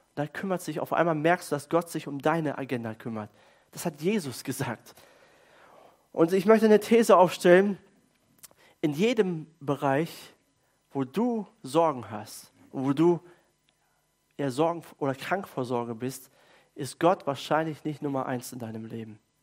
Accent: Germany; als Deutsche

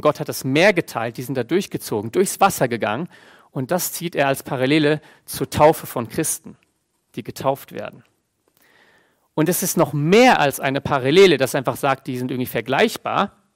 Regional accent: Germany; bei uns Deutschen

